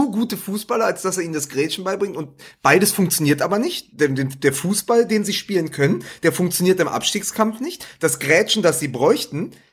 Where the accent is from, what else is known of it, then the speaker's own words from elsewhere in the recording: Berlin, Germany; weil es für mich natürlich auch als, als Berliner, das ist